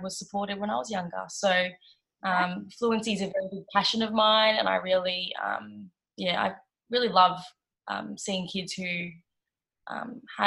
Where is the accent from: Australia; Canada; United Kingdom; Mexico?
Australia; Melbourne, Victoria; I am from Melbourne, Australia.